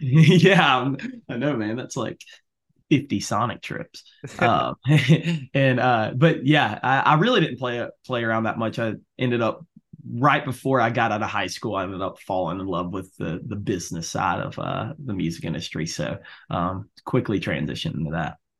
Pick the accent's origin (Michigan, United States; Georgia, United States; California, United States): Georgia, United States; Albany; growing up around Albany